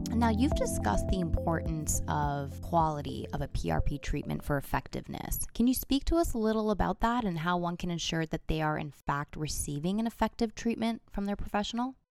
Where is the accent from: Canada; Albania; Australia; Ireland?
Canada; Toronto, Ontario; my hometown, Toronto, Canada